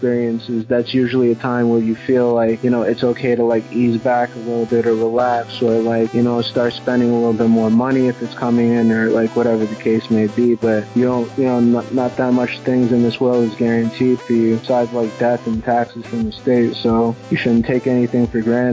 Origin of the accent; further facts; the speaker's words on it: South Floral Park, New York, United States; I'm from South Floral Park, the town in Long Island, New York